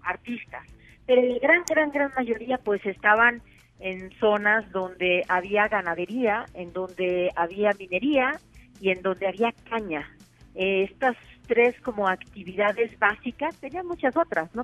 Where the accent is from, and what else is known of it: Mexico